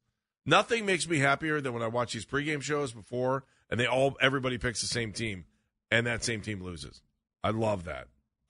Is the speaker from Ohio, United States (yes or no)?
yes; Cleveland, Ohio, United States; I'll put them on the side because I'm from Cleveland.